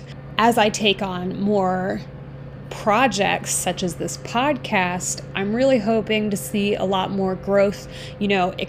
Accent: Florida, United States; now in Chicago, United States; I grew up in Florida

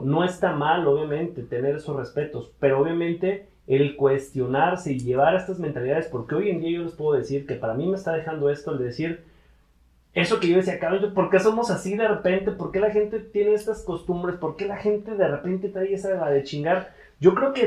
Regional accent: Mexico; yo soy un mexicano

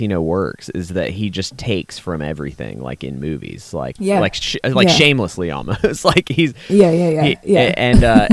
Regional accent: Hawaii, United States; now in Greenville, United States; I grew up in Hawaii

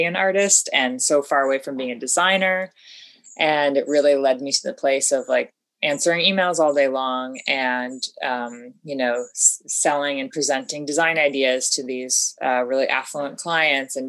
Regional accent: upstate New York, United States; moved away as an adult; also born or lived in West Coast; I'm originally from the East Coast, upstate New York

